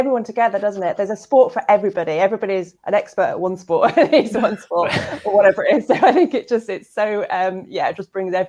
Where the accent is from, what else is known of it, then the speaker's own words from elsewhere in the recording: United Kingdom; and we're British, aren't we?